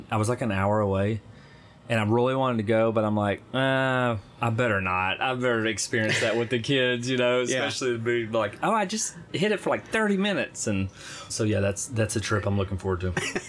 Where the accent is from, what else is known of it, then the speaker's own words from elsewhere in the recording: United States; also born or lived in Arkansas / Texas; now in Nashville, United States; I'm from Arkansas and Texas.